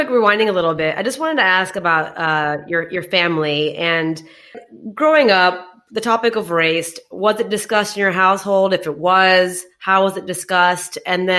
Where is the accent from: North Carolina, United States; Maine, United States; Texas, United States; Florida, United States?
Texas, United States; Houston; moved away as an adult; also born or lived in Dubai / India; I'm actually from Houston.